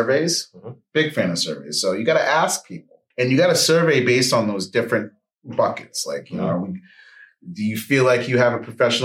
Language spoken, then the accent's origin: English; Bangor, Maine, United States; now in Atlanta, United States; I'm from Bangor, Maine, currently in the ATL